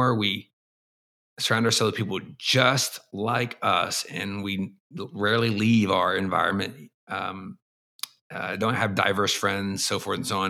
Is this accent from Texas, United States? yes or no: yes; Texas, United States; moved away as an adult; also born or lived in Boston / East Asia; I grew up in the American South in Texas